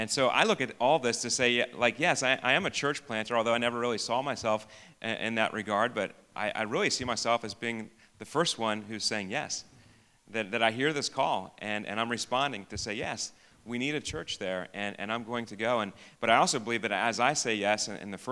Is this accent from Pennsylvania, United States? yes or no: yes; Biglerville, Pennsylvania, United States; I grew up in Biglerville and very much a local person here.